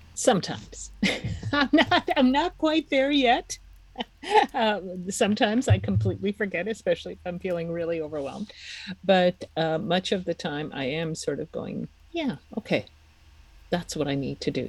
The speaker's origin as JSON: {"language": "English", "country": "Czechia", "moved": "yes", "said": "I'm from the Czech Republic"}